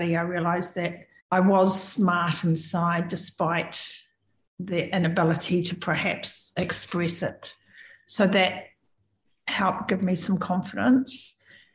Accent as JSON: {"language": "English", "country": "New Zealand", "said": "I'm a Kiwi"}